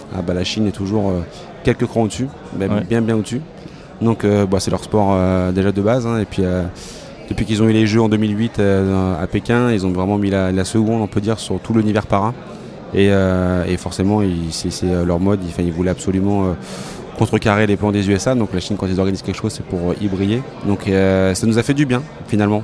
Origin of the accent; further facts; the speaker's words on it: France; chez nous en France